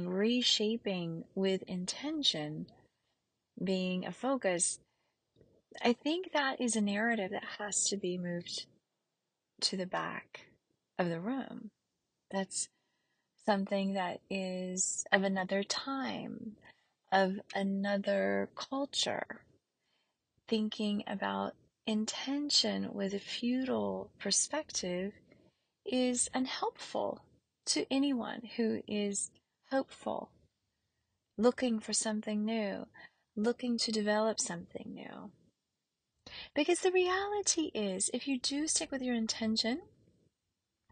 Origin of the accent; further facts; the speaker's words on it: the South, United States; growing up in the South